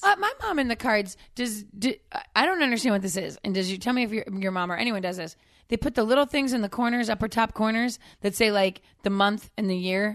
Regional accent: Northeast, United States; I grew up in the Northeast.

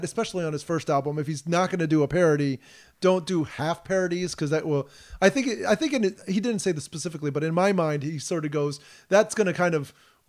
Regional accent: United States; as an American

